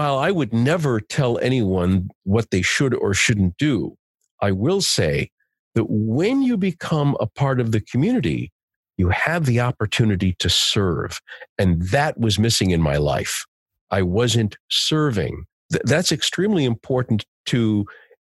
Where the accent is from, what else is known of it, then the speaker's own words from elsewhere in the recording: United States; I'm Italian American